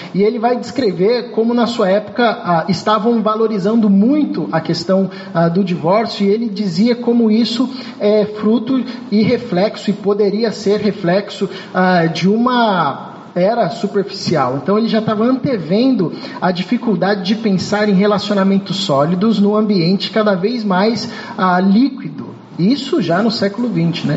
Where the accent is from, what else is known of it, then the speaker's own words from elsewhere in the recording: São Paulo, Brazil; moved away as an adult; now in Rio de Janeiro, Brazil; sou de São Paulo